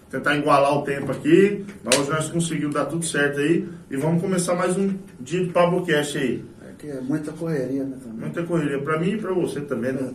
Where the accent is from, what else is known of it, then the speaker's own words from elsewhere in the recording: Itaporã, Mato Grosso do Sul, Brazil; E sou nascido e criado aqui em Itaporã.